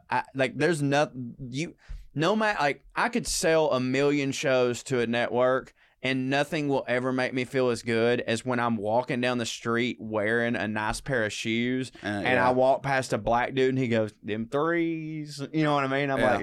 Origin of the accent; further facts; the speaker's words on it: the South, United States; I'm from the South.